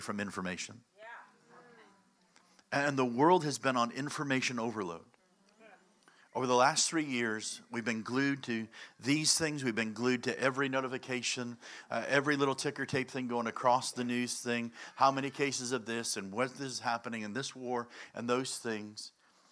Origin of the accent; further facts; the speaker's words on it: Chicago, Illinois, United States; I'm from Chicago